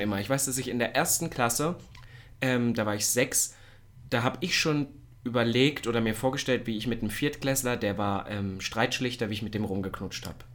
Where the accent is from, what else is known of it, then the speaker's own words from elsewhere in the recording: the East, eastern Germany, Germany; bei uns im Osten